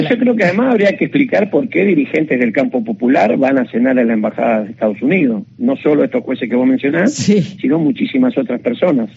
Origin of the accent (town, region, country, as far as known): Argentina